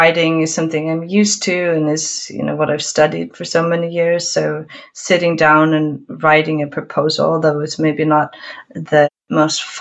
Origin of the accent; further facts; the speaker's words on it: Oakland, California, United States; moved away as an adult; now in Reykjavik, Iceland; growing up between these two places, I have spent maybe more time in California than in Iceland.